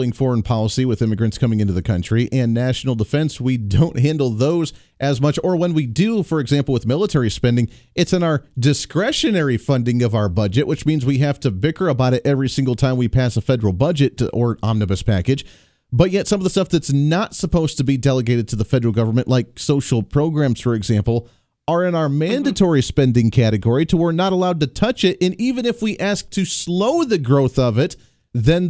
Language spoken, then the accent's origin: English; Kansas, United States; I come from Kansas